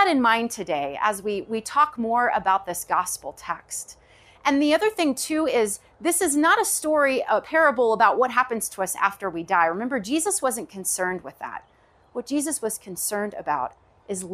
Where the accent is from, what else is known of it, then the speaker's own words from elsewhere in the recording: Knoxville, Tennessee, United States; I grew up in the South, Knoxville, Tennessee, to be exact